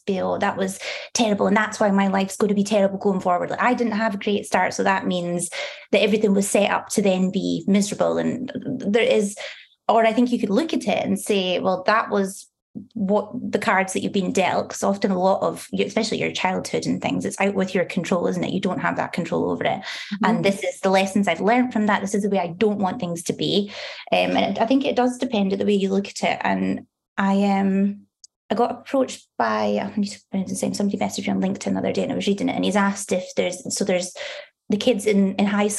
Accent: Dundee, Scotland, United Kingdom; I was born in Dundee, grew up in St Mary's.

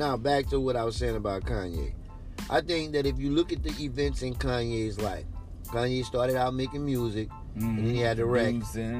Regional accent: Chicago, Illinois, United States; who does not have any connection to what type of lifestyle I grew up with. You don't know nothing about growing up in Chicago on the southern side or the northern side.

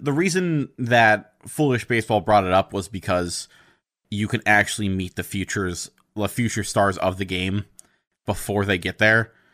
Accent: United States; I'm an American

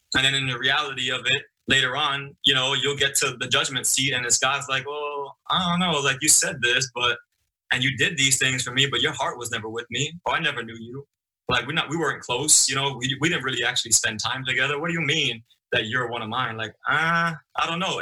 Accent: New York City, New York, United States; moved away as an adult; also born or lived in Okinawa, Japan; I grew up in Brooklyn, in the streets of Brooklyn

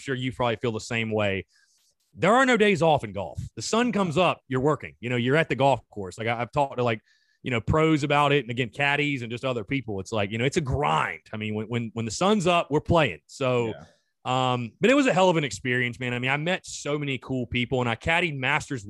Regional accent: North Augusta, South Carolina, United States; I'm from like the golf mecca, basically, North Augusta, South Carolina, right by Augusta, Georgia.

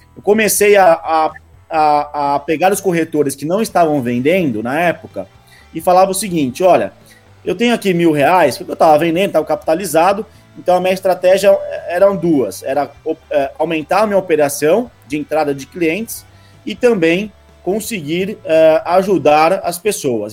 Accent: Rio Claro, São Paulo, Brazil; moved away as an adult; now in São Paulo, Brazil; eu sou do interior de São Paulo, de Rio Claro, e vim para São Paulo há praticamente seis anos

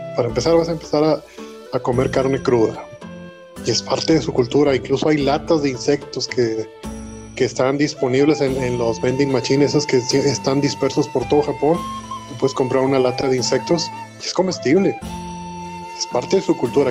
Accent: Mexico

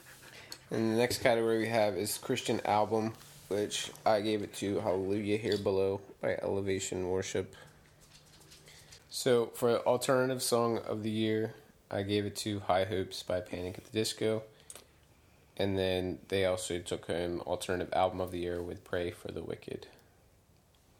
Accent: Garner, North Carolina, United States; my hometown of Gardner, North Carolina

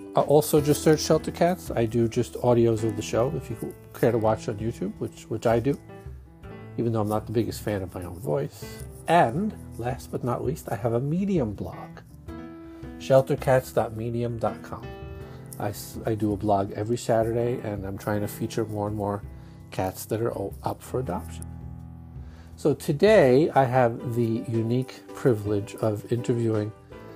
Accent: New York, United States; accent: Brooklyn Jewish; my Brooklyn Jewish accent

